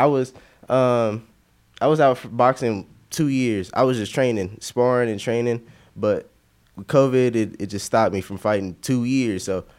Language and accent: English; Louisville, Kentucky, United States; born there; also born or lived in Nevada / Arizona; No. I was born in Louisville, Kentucky, actually.